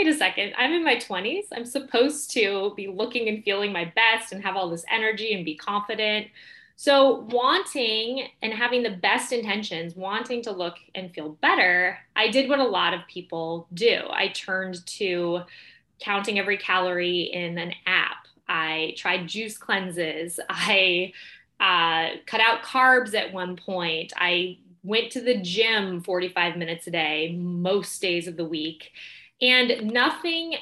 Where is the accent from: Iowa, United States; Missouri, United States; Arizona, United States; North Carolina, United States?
Arizona, United States; Mesa; moved away; also born or lived in New York City; I grew up in Mesa, Arizona